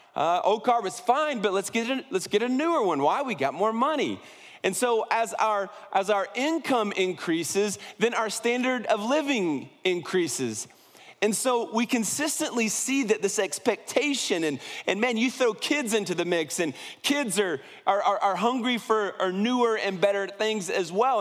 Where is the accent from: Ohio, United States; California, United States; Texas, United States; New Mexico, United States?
Ohio, United States; Columbus; I was born right outside of Columbus, Ohio